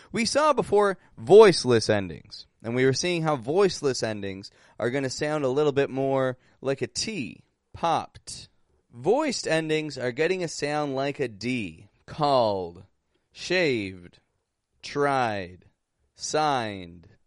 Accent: Toronto, Ontario, Canada; I'm from Toronto, Canada, and I'm actually back up in Canada now.

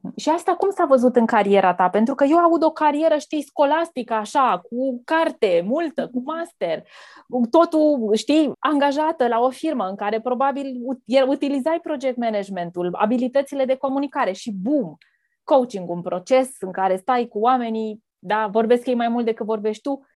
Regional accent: between Galați and Tecuci, Galați County, Romania; Copilăria mea s-a petrecut undeva între Galați și Tecuci

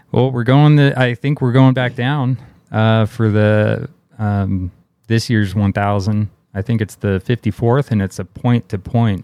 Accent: Bay Area, California, United States; I grew up in the Bay Area in California

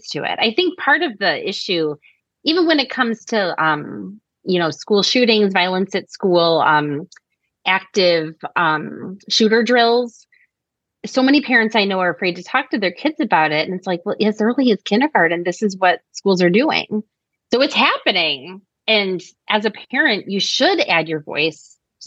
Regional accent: Chicago, Illinois, United States; I'm from Chicago and I love it

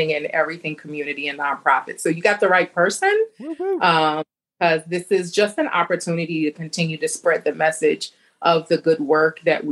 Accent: New York, United States; being a New Yorker and being around so many different cultures

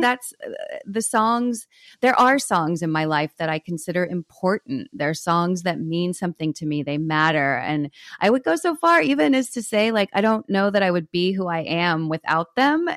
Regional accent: Texas, United States; growing up in Texas

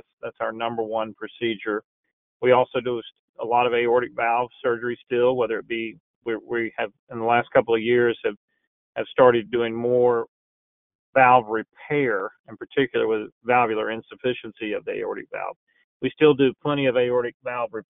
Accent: Texas, United States; moved away; I grew up in Texas.

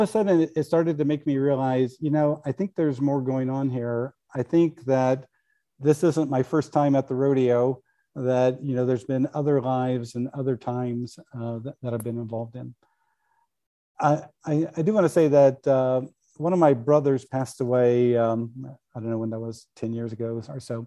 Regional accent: Kansas, United States; When I was a kid growing up in Kansas

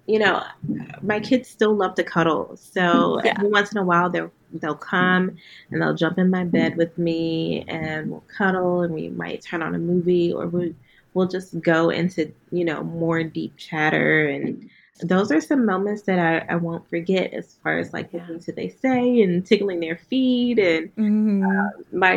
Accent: Huntsville, Alabama, United States; moved away; I'm from Huntsville, Alabama

